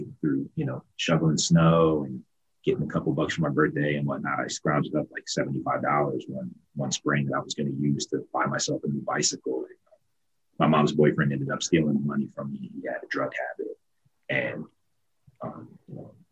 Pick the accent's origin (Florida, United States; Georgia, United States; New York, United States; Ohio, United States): Ohio, United States; I grew up in Ohio